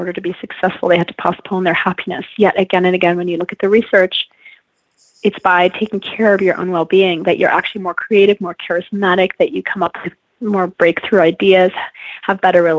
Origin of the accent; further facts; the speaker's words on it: France; moved away as an adult; also born or lived in China; now in United States; I grew up in France and Europe, and I've lived in the U.S. For college and beyond